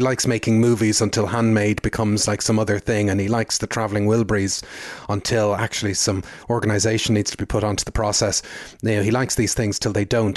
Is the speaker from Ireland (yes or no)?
yes; Ireland; growing up in Catholic Ireland